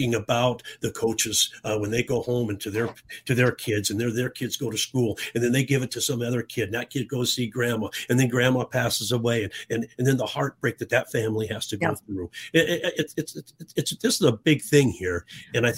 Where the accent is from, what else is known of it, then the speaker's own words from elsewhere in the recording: Tucson, Arizona, United States; I grew up in Tucson in the 60s.